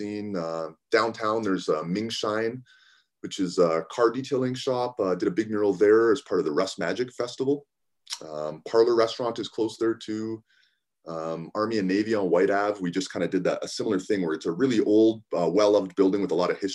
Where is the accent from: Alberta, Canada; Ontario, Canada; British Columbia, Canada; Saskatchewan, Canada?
Alberta, Canada; Calgary; now in Edmonton, Canada; I live here. I've lived here for over a decade now. I grew up in Calgary